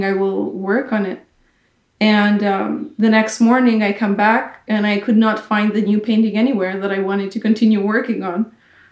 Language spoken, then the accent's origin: English; Kosovo; I come from a small country, Kosovo